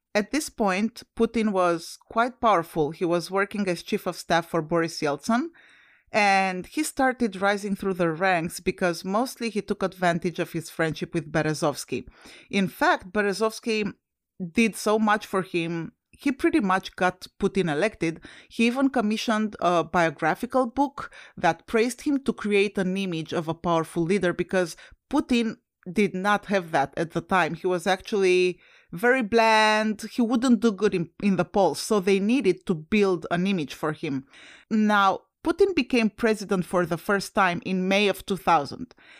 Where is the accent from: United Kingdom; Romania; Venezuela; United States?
Romania; moved away; I'm originally from Romania and Romania is a former U S S R satellite country